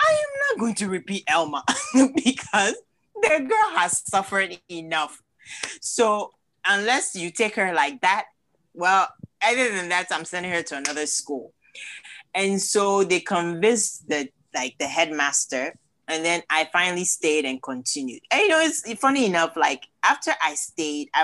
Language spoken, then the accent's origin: English; Cape Coast, Central Region, Ghana; now in United States; I was born in Cape Coast